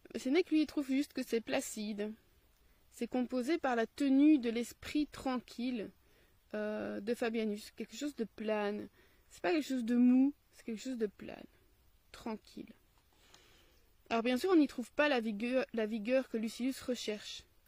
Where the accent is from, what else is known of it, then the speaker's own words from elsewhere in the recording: Belgium; accent: Belgian; j'ai mon accent belge